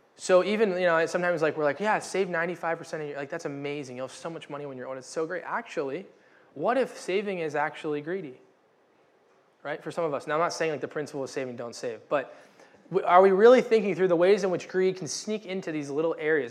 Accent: United States; I am a American white male

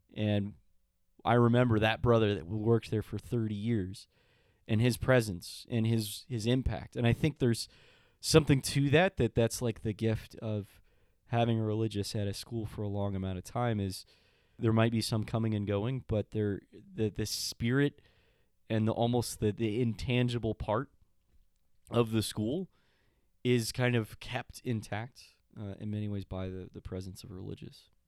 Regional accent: El Paso, Texas, United States; moved away; I'm American and I grew up in El Paso

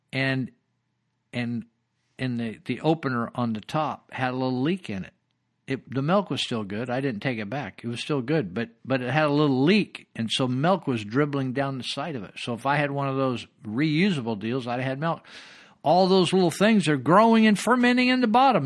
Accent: Yuba County, California, United States; Yuba County

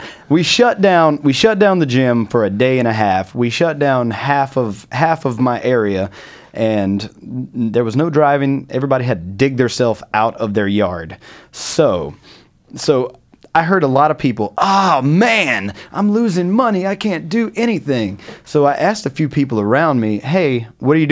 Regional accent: North Carolina, United States; now in New York, United States; we're from North Carolina.

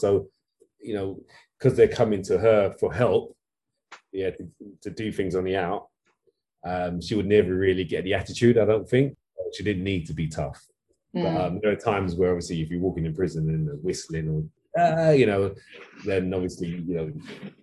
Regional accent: London, United Kingdom; I grew up in East London, Walthamstow

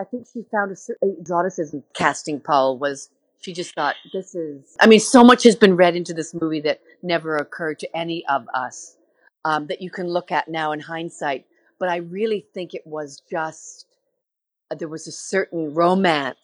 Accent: Canada; that feeling of being Canadian

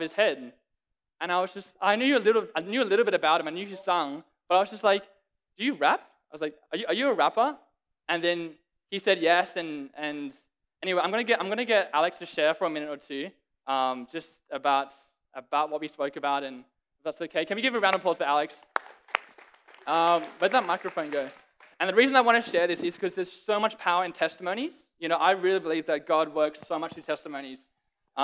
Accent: Sydney, New South Wales, Australia; moved away; I'm from Sydney, Australia.

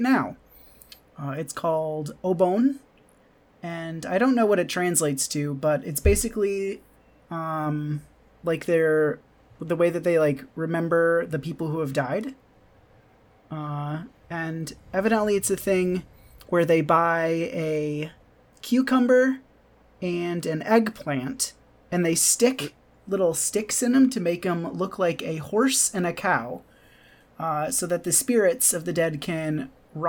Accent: Michigan, United States; now in Japan; I'm from Michigan

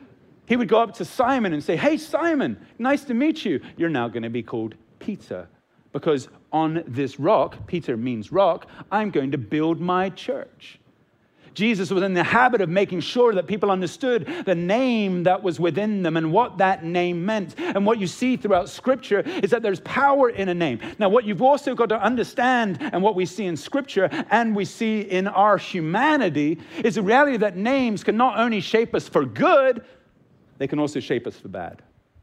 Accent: Hong Kong; also born or lived in England; I'm English, and he's a part of the English royal family, okay? But I grew up most of my time in Hong Kong, like I'm a pretty poor subject when it comes to being English, right?

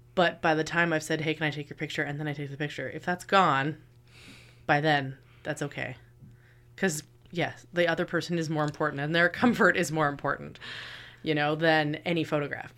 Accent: Kingston, Ontario, Canada; I am from Kingston, and I am the local photographer

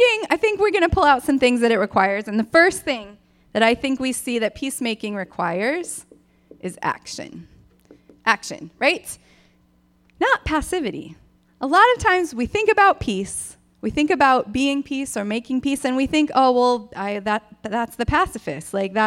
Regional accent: Michigan, United States; I grew up in Michigan

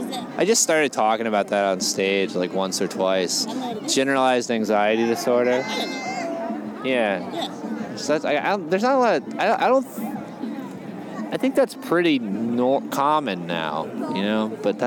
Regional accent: Connecticut, United States; born there; I was born in Connecticut

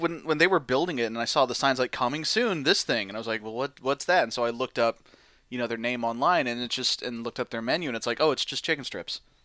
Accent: St. Louis, Missouri, United States; I'm from Saint Louis

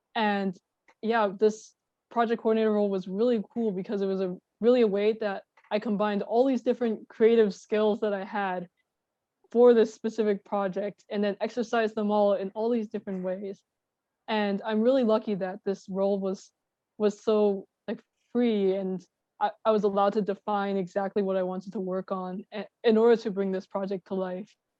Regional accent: Long Island, New York, United States; I'm from Long Island and my family is on Long Island

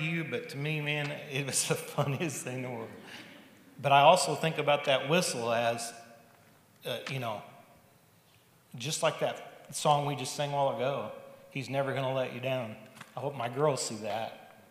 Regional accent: southern Missouri, United States; moved away as an adult; We moved here from Missouri almost 19 years ago, where I grew up in southern Missouri.

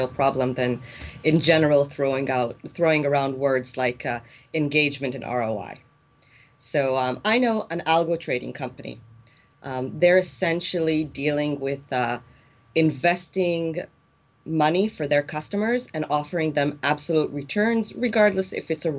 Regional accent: Israel; also born or lived in South Korea; I came back to my home country after finishing my MBA

